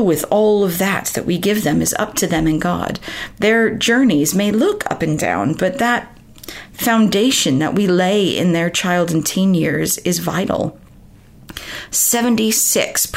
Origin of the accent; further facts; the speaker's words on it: United States; moved away as an adult; Growing up in America, I've been in this country for 17 years now